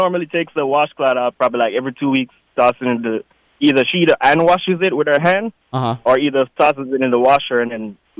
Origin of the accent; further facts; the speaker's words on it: Jamaica; I'm from Jamaica, so that's how we grew up.